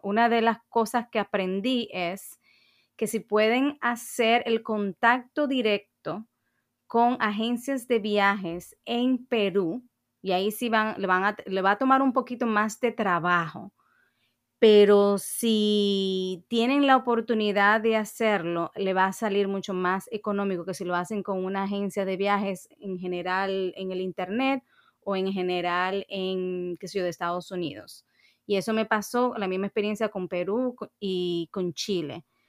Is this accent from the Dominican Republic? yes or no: yes; Dominican Republic; yo misma como dominicana